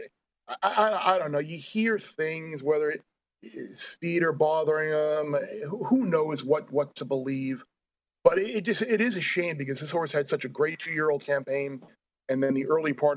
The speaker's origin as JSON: {"language": "English", "area": "Long Island", "region": "New York", "country": "United States", "tie": "born or raised there", "said": "growing up on Long Island"}